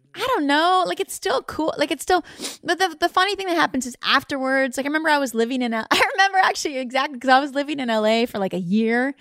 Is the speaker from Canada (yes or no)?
yes; Canada; I was born in Canada